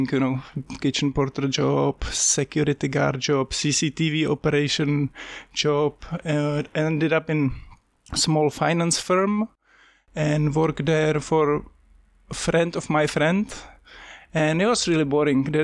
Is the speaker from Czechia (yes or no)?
yes; Czechia; born or raised there; moved away as an adult; also born or lived in London; now in Wellington, New Zealand